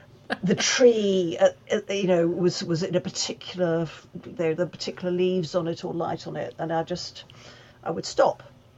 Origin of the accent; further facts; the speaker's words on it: United Kingdom; And obviously I am British and I feel it, but I could never describe myself as English.